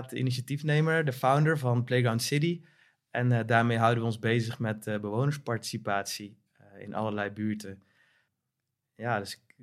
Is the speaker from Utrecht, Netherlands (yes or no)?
no; The Hague, South Holland, Netherlands; also born or lived in North Brabant; Eh, opgegroeid in Den Haag.